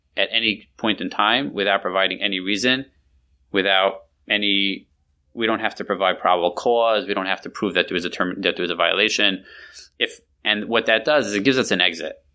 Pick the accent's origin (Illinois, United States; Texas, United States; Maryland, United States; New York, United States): New York, United States; moved away; I grew up in New York years and years ago.